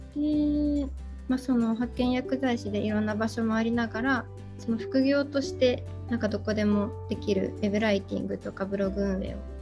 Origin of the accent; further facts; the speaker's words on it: Aichi, Japan; also born or lived in Okinawa / Hokkaido; 地元が愛知なんです